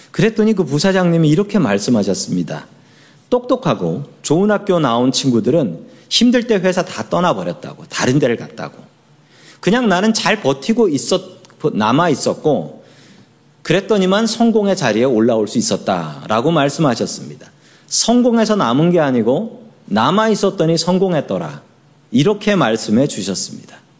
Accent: Seoul, South Korea; moved away as an adult; now in United States; 서울 사람이에요. 서울 사람.

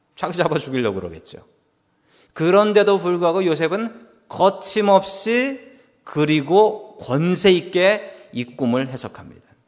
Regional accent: South Korea; now in United States; 나는 미국에서 살아가는 한국인이다

